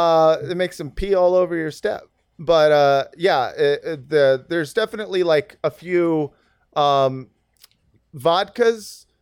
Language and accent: English; Savannah, Georgia, United States; I'm from Savannah.